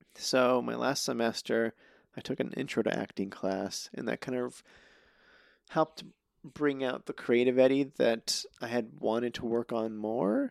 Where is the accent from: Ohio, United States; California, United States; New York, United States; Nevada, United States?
Nevada, United States; Reno; moved away as an adult; also born or lived in Albuquerque, New Mexico / Chama, New Mexico / Winnemucca, Nevada; now in Los Angeles, United States; I grew up in Reno, um, all the way through college